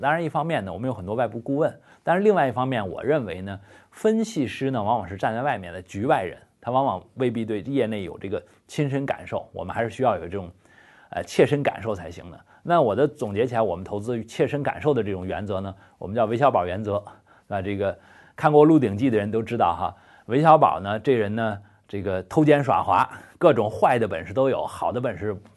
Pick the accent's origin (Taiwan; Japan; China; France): China; 我们中国人